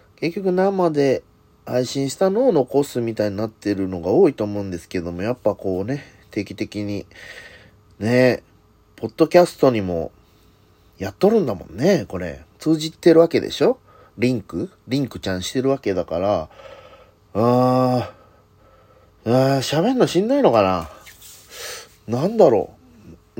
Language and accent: Japanese; Hirakata, Osaka, Japan; 地元枚方市